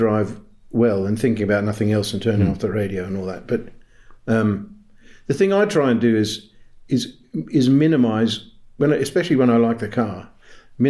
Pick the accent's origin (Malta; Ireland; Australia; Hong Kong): Australia; now in United Kingdom; Where I was born in Australia, right up there.